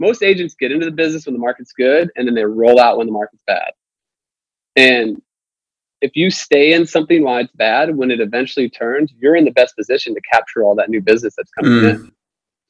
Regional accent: Nebraska, United States; now in Nashville, United States; I'm from Nebraska. I moved here.

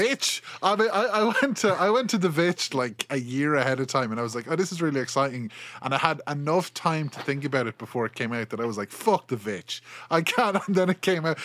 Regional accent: Ireland; accent: Kilkenny; I'm from Ireland

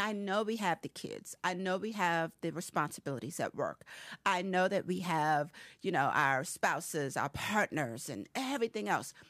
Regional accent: Harrisburg, Pennsylvania, United States; moved away as an adult; I hail from Harrisburg, Pennsylvania. I am a transplant. I have been here since I was eighteen.

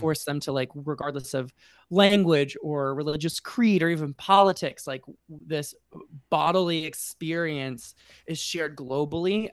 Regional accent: Colorado Springs, Colorado, United States; moved away as an adult; now in Atlanta, United States; I grew up in Colorado Springs, so very evangelical

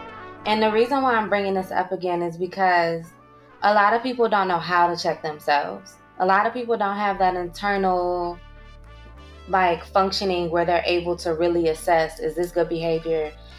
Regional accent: St. Louis, Missouri, United States; born there; I was born at 3:56 p.m. and I was born in St. Louis, Missouri.

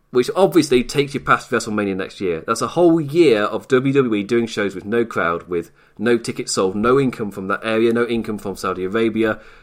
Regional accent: England, United Kingdom; I'm English

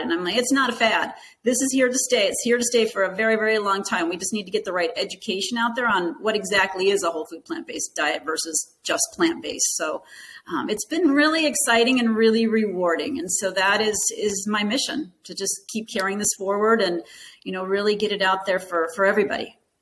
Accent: Arizona, United States; moved away as an adult; also born or lived in Grand Rapids, Michigan; I grew up in Arizona.

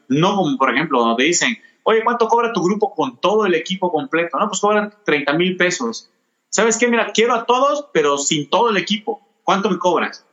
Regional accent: El Espinal, Mexico; aquí en, mi pueblo, yo soy del Espinal

